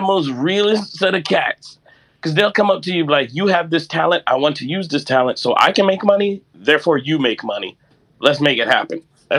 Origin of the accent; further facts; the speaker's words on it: New York, United States; Well, I was in New York, and I never, like, my old, he rest in peace, my older brother, he used to draw Spider-Man.